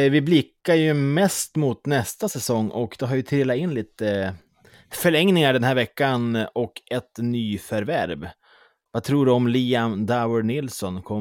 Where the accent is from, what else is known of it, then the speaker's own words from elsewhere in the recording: Småland, Sweden; Nej, jag är mer smålänning.